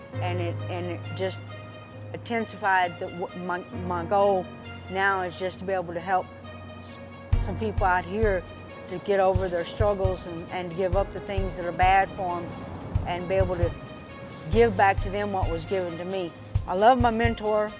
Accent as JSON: {"language": "English", "town": "Dallas", "region": "Texas", "country": "United States", "tie": "born or raised there", "also_born_or_lived": "Mesquite, Texas / Paris, Texas / Garland, Texas", "said": "I grew up in Dallas, uh, as a small child in, in Mesquite. We moved from Mesquite to, uh, Paris, Texas."}